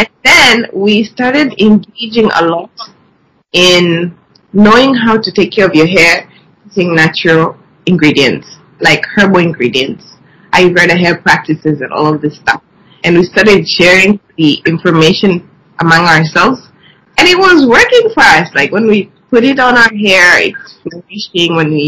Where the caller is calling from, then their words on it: Dar es Salaam, Tanzania; Okay, we're currently calling from Dar es Salaam.